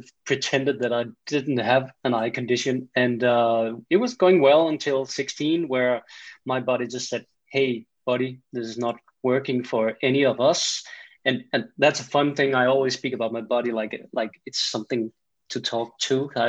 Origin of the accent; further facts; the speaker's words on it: Denmark; accent: Danish; English is a second language; I am from Denmark. In Scandinavia